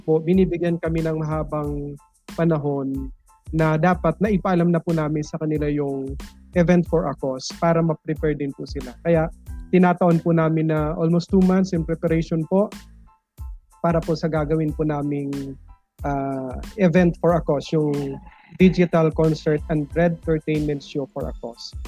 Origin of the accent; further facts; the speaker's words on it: Bulusan, Bicol Region, Philippines; now in Gubat, Philippines; Talagang tubong Sorsogon po ako